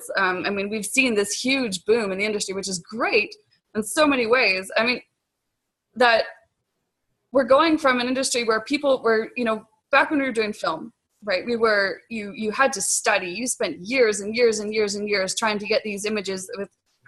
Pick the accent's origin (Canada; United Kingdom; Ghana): Canada; I'm a Canadian photographer, digital artist, and loud mouth on the internet. It's cold up here.